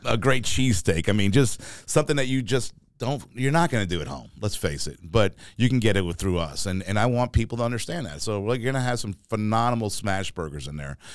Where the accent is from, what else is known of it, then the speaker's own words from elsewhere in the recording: New York City, New York, United States; also born or lived in Florida / Rome, Georgia / Atlanta, Georgia; now in Augusta, United States; growing up in New York City